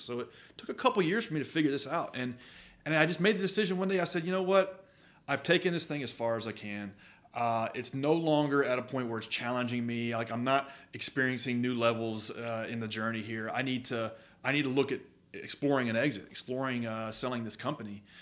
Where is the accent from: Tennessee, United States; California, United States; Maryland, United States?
Tennessee, United States; Murfreesboro; I grew up in Murfreesboro